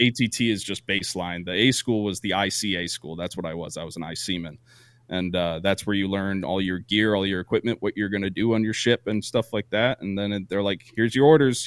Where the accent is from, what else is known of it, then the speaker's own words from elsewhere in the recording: Vermont, United States; moved away as an adult; I grew up in Vermont